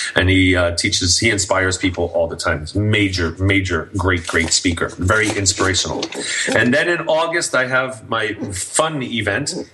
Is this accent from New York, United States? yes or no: yes; New York City, New York, United States; now in Santa Clarita, United States; I'm from New York City, so I, you know, all my family will be there and everything, and, and I get to go home